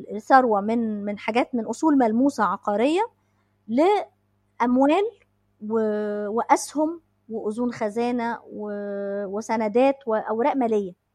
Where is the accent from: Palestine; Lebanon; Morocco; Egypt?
Egypt; عندنا في مصر